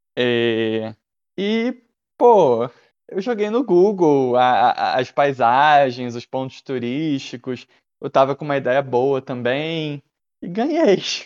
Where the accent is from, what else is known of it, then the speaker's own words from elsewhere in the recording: Rio de Janeiro, Brazil; accent: carioca; Eu tenho um sotaque forte carioca